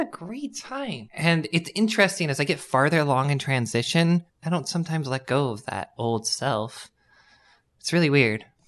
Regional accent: Madera, California, United States; also born or lived in Fresno, California / San Diego, California; I grew up in Madera, California, then I moved to Fresno.

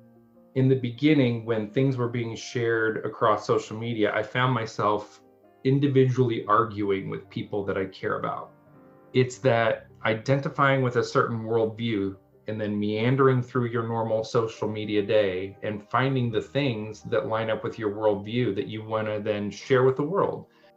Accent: Central Illinois, United States; I'm very Caucasian and I'm from here. So I grew up here in the Central Illinois region.

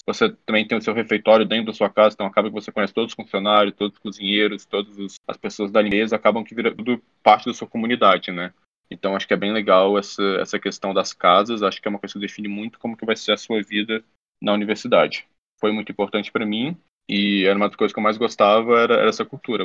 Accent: Brasília, Federal District, Brazil; also born or lived in Harvard, United States; eu sou de Brasília, eu vim da escola pública

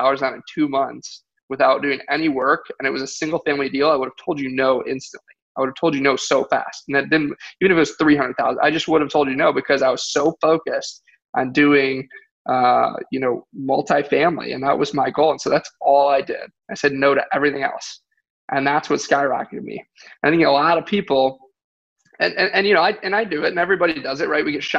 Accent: Michigan, United States; moved away; I'm from Michigan

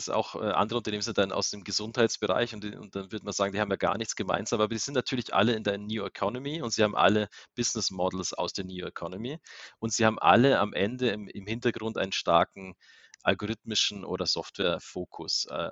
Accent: Bavaria, Germany; now in Salzburg, Austria; Also Österreich, A, bin ich sowieso an der Grenze aufgewachsen zu Österreich. B, Salzburg ist ja unglaublich schön zum Leben.

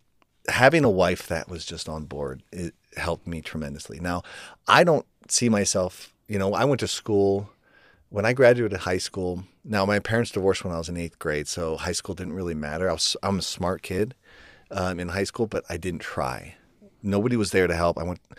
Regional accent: Ohio, United States; her parents bought this house for us and that we grew up in Ohio.

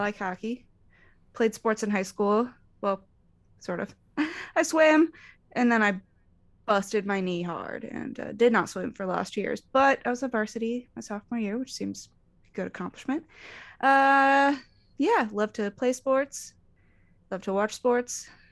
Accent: Arizona, United States; I grew up in Arizona

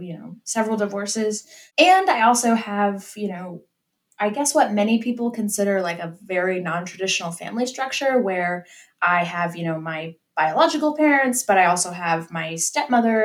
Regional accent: Pennsylvania, United States; now in Alabama, United States; I am originally from Pennsylvania in the United States, but I live in Alabama now

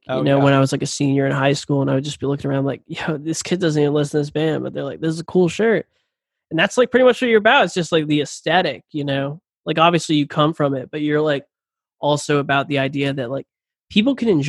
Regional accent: Jacksonville, Florida, United States; Jacksonville native.

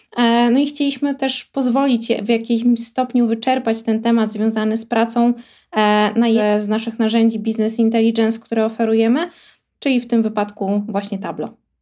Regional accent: Warmian-Masurian Voivodeship, Poland; now in Warsaw, Poland; pracuję w Warszawie, natomiast pochodzę z moim zdaniem najpiękniejszego regionu Polski, czyli z Mazur.

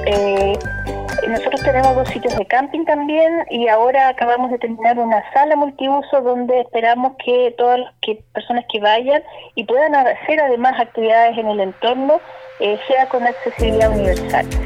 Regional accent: Temuco, Araucanía, Chile; somos de Temuco, que también tenemos un emplazamiento en Curacautín, pero somos de la Araucanía

